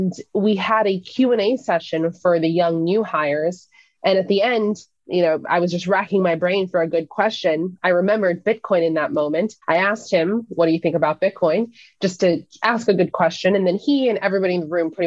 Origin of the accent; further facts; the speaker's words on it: Seattle, Washington, United States; moved away as an adult; also born or lived in Florida; So I moved from Seattle, which is where I was born and raised, to a school called Embry-Riddle Aeronautical University in Florida